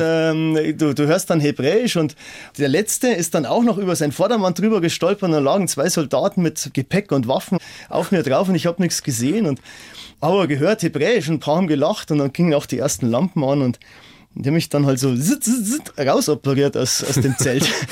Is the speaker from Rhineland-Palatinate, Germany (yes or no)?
no; Dachau, Bavaria, Germany; ich komme aus Dachau